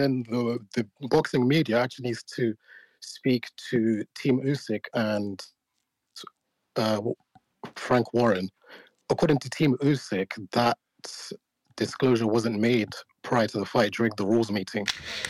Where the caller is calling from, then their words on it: United Kingdom; Yeah, I'm calling in from the UK.